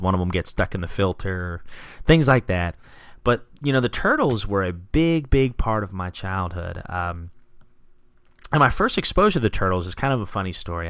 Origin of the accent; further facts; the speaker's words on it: Gloucester City, New Jersey, United States; also born or lived in Philadelphia, Pennsylvania; I was born in Philadelphia, and we ended up moving to Gloucester City, New Jersey in 1990.